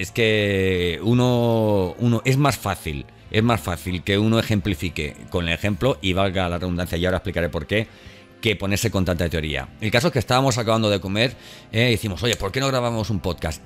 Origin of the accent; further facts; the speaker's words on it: Valencian Community, Spain; moved away; la comunidad valenciana, ¿eh? que es de donde soy yo